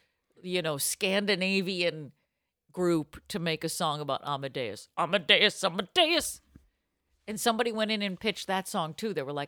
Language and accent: English; Arlington, Massachusetts, United States; I'm from Arlington, Massachusetts. It's me and Uncle Sam.